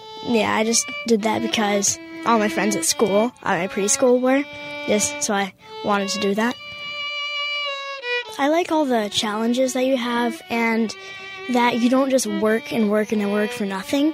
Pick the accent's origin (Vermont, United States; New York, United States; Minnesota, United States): Vermont, United States; Essex; I'm from Essex, Vermont. I'm 9 years old